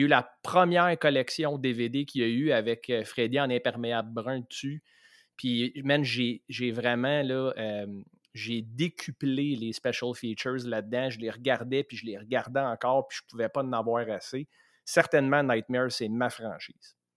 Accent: Saint-Eustache, Quebec, Canada; on vient tous les deux de Saint-Eux

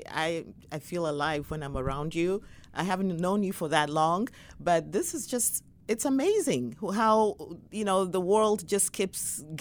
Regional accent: Ghana; was younger and in my 20s growing up in Ghana, West Africa, I could say even though uh, you know we were raised in a wonderful family

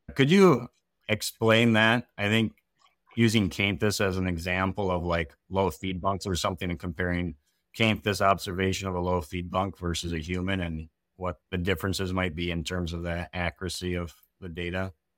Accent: Wisconsin, United States; also born or lived in Minnesota; I grew up in Wisconsin

